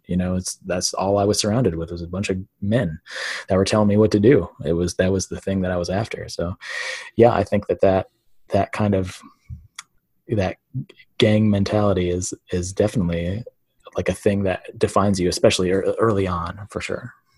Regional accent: Midwest, United States; growing up in the Midwest as in a white town as a white kid

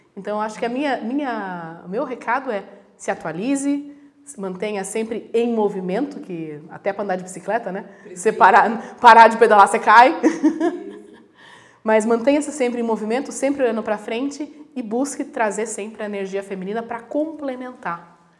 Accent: Brazil; Eu nasci no Brasil, então eu sou brasileira, mas eu nasci de, de filha de italianos, então eu sou italiana

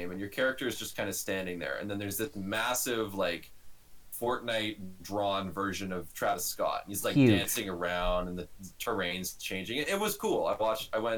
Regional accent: Canada; we're both Canadian citizens

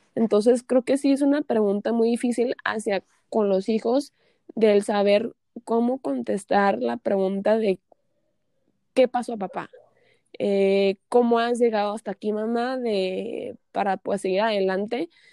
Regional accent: Tijuana, Baja California, Mexico; also born or lived in San Diego; Yo soy nacida aquí en Tijuana, crecí aquí en Tijuana y pues en Tijuana y San Diego

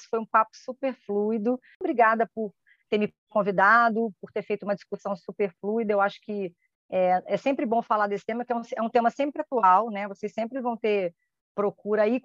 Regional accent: Rio de Janeiro, Brazil; now in Niterói, Brazil; Porque eu sou do Rio mas eu moro em Niterói.

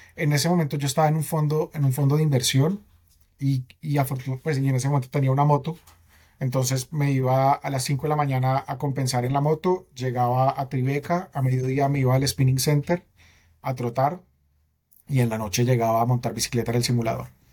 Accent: Bogotá, Colombia; soy bogotano, 36 años

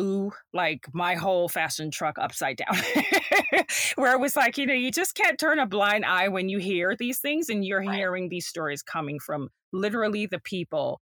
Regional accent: Jamaica; moved away; I'm from Jamaica. So I'm an immigrant, and growing up there, I was around the seamstress and the dressmakers and the tailors

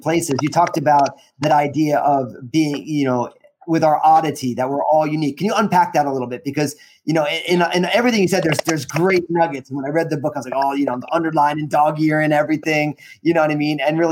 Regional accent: New Jersey, United States; moved away; coming from my home state of New Jersey

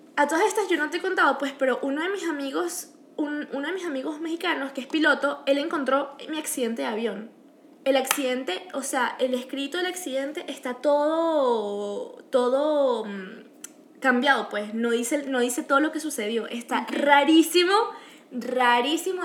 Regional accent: Venezuela; now in Canada; nosotros somos venezolanas, pero yo soy mitad peruana

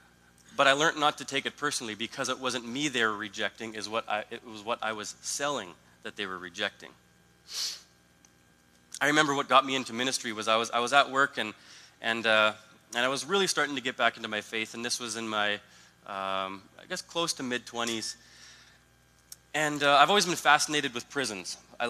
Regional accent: Italy; People would ask where I'm from. Oh, I'm from Italy and blah, blah, blah.

